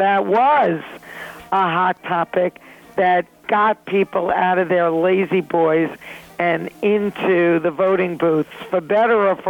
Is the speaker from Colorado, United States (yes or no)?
no; New York City, New York, United States; the rich and wonderful characters that I grew up with in Flushing, Queens, New York